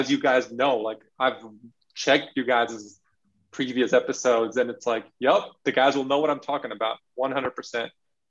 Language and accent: English; California, United States; also born or lived in Belgium; I'm a brown person growing up in California and in Belgium.